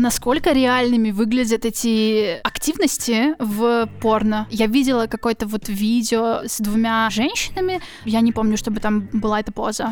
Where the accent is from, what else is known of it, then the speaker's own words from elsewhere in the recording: Kyiv, Ukraine; я из Киева.